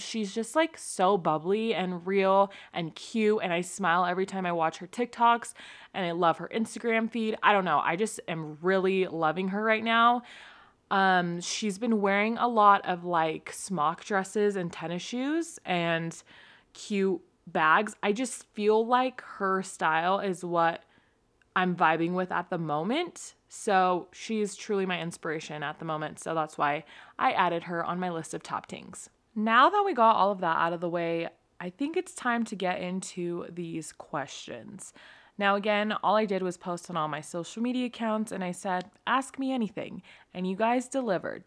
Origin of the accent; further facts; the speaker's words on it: California, United States; now in Utah, United States; I'm from California.